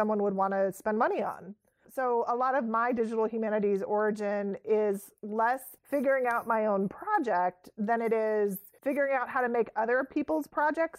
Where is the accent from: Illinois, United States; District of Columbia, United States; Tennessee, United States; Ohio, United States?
Ohio, United States; near Wright-Patterson Air Force Base; I grew up near Wright-Patterson Air Force Base in Ohio